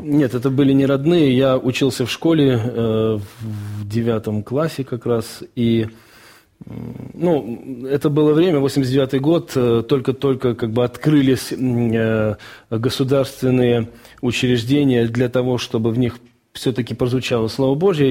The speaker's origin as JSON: {"language": "Russian", "town": "Baku", "country": "Azerbaijan", "tie": "born or raised there", "also_born_or_lived": "Rostov Oblast, Russia", "moved": "yes", "said": "я жил в Баку, я родился в Баку, и в 1987 году начались межнациональные трения, и в 1989 году мы всей семьей вынуждены были уехать из города."}